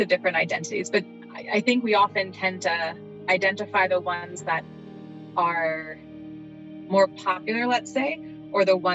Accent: New York, United States; I am from New York, born and bred, but that my background is as a Puerto Rican, right? My ancestry.

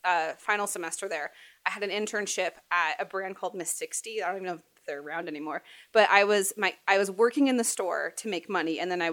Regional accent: Phoenix, Arizona, United States; moved away as an adult; also born or lived in Los Angeles / Baltimore; now in Phoenix, United States; I grew up in Arizona

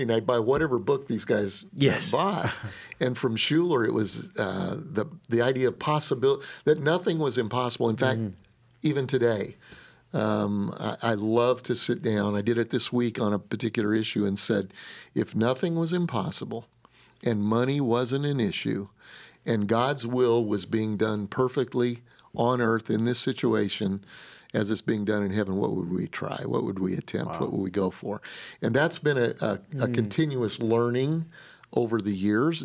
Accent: Denver, Colorado, United States; moved away; my wife, we're from Denver, Colorado

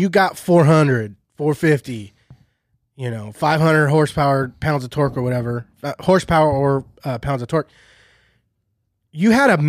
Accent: Shafter, California, United States; I'm from Shafter, brother.

